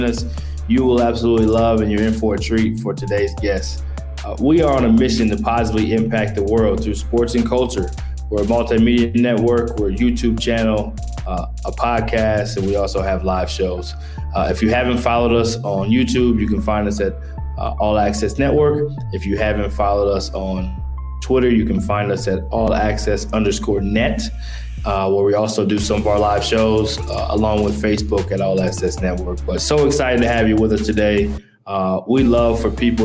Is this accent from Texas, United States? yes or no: yes; Texas, United States; moved away; I'm from Texas